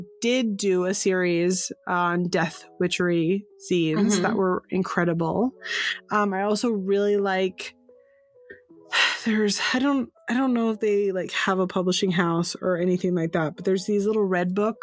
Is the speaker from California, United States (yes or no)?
yes; San Francisco, California, United States; moved away; I'm from San Francisco originally